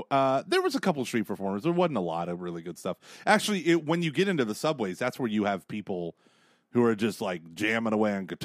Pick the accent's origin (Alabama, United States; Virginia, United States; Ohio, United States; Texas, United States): Ohio, United States; Dayton; They can tell I'm from Dayton, Ohio.